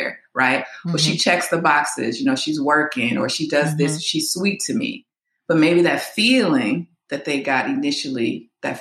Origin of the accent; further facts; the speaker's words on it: a suburb of Chicago, Illinois, United States; moved away as an adult; now in California, United States; I am from Chicago, Illinois. Well, I'm from a suburb of Chicago, Illinois.